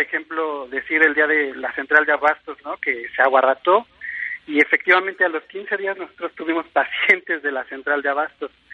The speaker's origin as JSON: {"language": "Spanish", "country": "Mexico", "said": "como mexicano"}